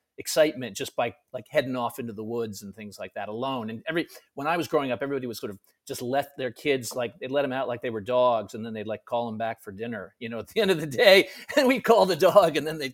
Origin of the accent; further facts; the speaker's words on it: Connecticut, United States; now in New York, United States; I'm from Connecticut originally. I live in New York now.